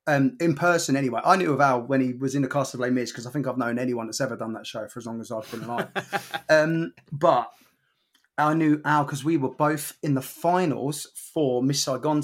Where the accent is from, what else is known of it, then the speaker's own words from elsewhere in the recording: Bognor Regis, South East England, United Kingdom; also born or lived in Bromley; born in Bromley, but I grew up in Bognor Regis.